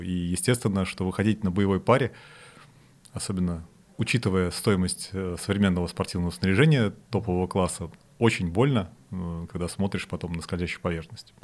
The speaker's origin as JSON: {"language": "Russian", "region": "Saint Petersburg", "country": "Russia", "tie": "born or raised there", "said": "Я сам из Питера, э, и мы когда в начальной школе ходили на лыжи"}